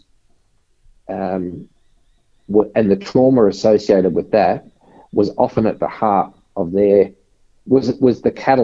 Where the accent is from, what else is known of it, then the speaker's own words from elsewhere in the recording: Logan City, Queensland, Australia; moved away; also born or lived in Victoria; I grew up in a very disadvantaged area in Brisbane. So grew up in the in a suburb called Woodridge, which is now part of Logan City